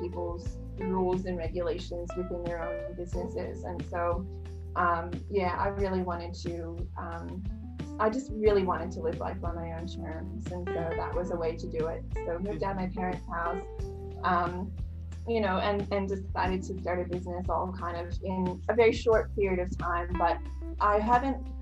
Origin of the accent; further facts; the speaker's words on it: New York, United States; now in Australia; in the States, you know, I'm basically from New York.